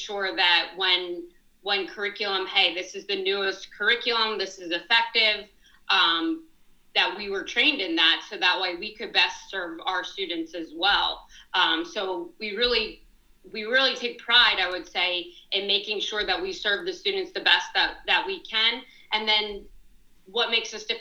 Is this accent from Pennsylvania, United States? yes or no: yes; Plymouth Meeting, Pennsylvania, United States; I grew up in Plymouth Meeting